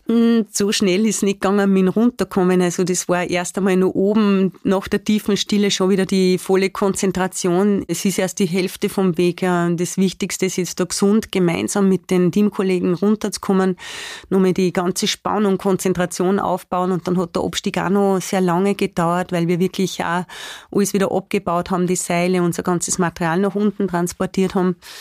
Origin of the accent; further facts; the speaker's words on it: Spital am Pyhrn, Upper Austria, Austria; now in Attersee, Austria; Spital am Büren, das ist so meine Heimatgemeinde, wo ich auch aufgewachsen bin